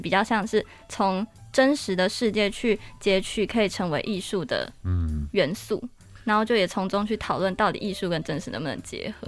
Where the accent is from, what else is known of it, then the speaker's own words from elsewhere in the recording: northern Taiwan, Taiwan; 我是北部人